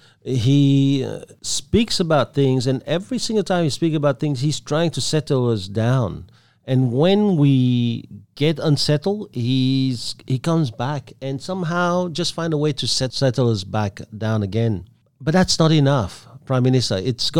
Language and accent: English; Belgium; also born or lived in Vietnam; now in Australia; I come from Belgium. I'm Vietnamese born.